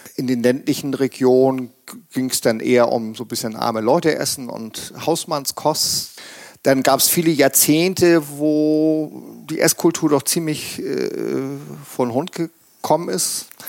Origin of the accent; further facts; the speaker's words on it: Hamburg, Germany; moved away as an adult; now in Schleswig-Holstein, Germany; ich bin gebürtiger Hamburger und habe dann auch ein bisschen im Ausland gelebt